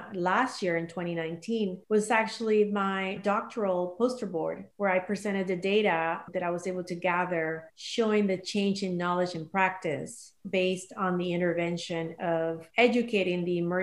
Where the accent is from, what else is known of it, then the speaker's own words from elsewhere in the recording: Panama; moved away; I'm originally from Panama, and I still have family there.